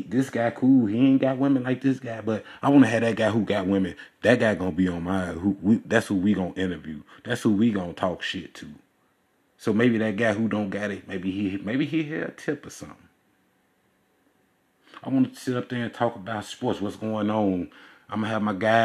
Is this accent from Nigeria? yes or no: no; Chicago, Illinois, United States; I'm from Chicago